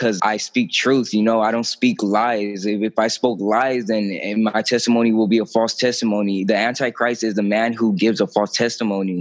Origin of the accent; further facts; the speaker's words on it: Imperial Beach, California, United States; also born or lived in National City; when I was 12, I had moved to, I was from Imperial Beach. I moved to National City